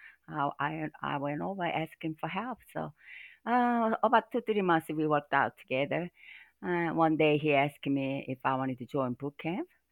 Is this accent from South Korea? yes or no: yes; Seoul, South Korea; now in Middle Tennessee, United States; I'm from Korea, Seoul, Korea